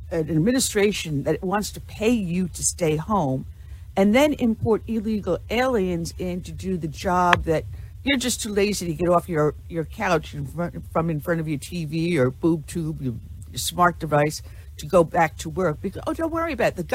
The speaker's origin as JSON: {"language": "English", "region": "New York", "country": "United States", "said": "oh man, I actually I'm from Long"}